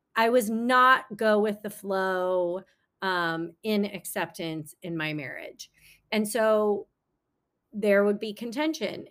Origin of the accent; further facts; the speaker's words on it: San Francisco Bay Area, California, United States; also born or lived in China; now in Los Angeles, United States; I grew up in the San Francisco Bay Area.